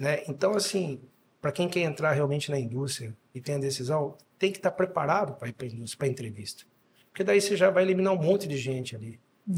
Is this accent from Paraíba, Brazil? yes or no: no; Dois Córregos, São Paulo, Brazil; also born or lived in Jaú / Bauru / Goiás; Me considero natural de dois córregos, que fica do lado. Então minha mãe foi para Jaú só para me ter, mas sou dois corriguense, dois corriguense.